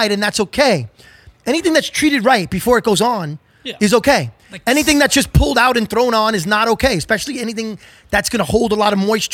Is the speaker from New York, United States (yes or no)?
yes; New York City, New York, United States; growing up in New York City and spending a lot of time in Brooklyn and lower Manhattan